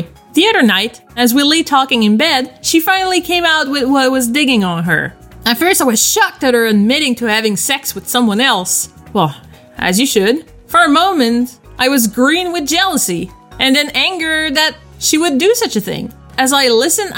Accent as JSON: {"language": "English", "country": "Canada", "said": "I'm French Canadian. I speak French"}